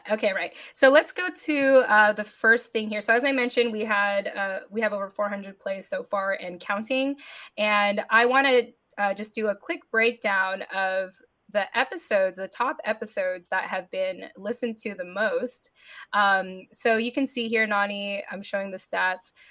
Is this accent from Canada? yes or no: no; Japan; born there; being Filipino, being a mil- being a, an American, being born in Japan.